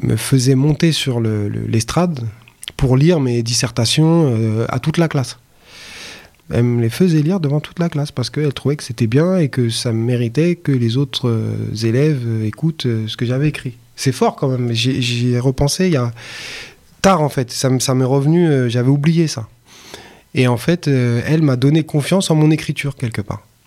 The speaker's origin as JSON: {"language": "French", "town": "Paris", "region": "Île-de-France", "country": "France", "tie": "born or raised there", "said": "je suis parisien. J'ai grandi dans le, dans le 18e arrondissement."}